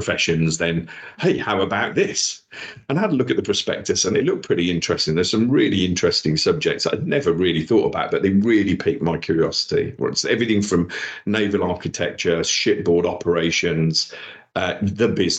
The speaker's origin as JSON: {"language": "English", "town": "Wolverhampton", "region": "West Midlands", "country": "United Kingdom", "tie": "born or raised there", "also_born_or_lived": "Dudley / London", "accent": "Black Country", "moved": "as an adult", "said": "was born in Dudley, in the Black Country, if you can't tell by my accent. Raised in Wolverhampton"}